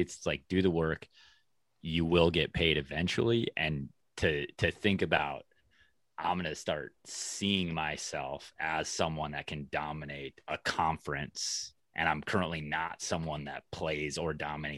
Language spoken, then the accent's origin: English; Minnesota, United States; I'm from Minnesota. And so, you know, state of hockey up here